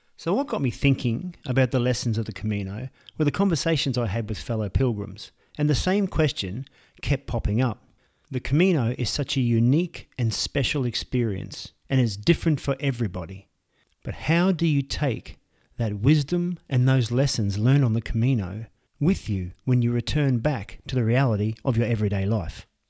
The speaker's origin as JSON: {"language": "English", "country": "Australia", "moved": "yes", "lives_now": "Santiago de Compostela, Spain", "said": "I'm an Australian who has relocated to Santiago de Compostela here in northwestern Spain"}